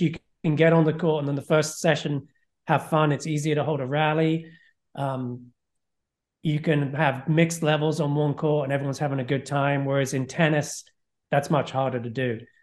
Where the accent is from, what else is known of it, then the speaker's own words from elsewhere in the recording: England, United Kingdom; moved away as an adult; also born or lived in Florida, United States; now in United States; I grew up in England